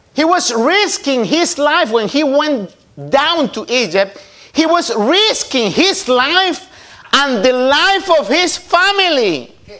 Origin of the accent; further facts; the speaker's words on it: Guatemala; De donde yo nací, las buenas chapinas dirían, puchi cabra